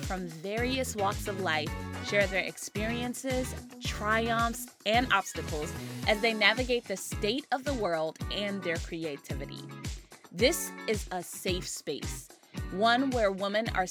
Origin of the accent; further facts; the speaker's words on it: Maryland, United States; now in California, United States; I'm originally from Maryland